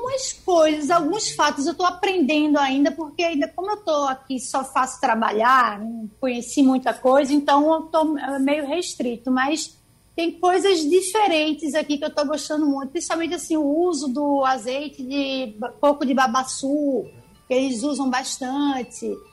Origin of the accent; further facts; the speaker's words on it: Recife, Pernambuco, Brazil; also born or lived in Pirassununga, São Paulo; fiquei lá até os cinco anos de idade, me piquei a mula para Recife e agora sou cidadã recifense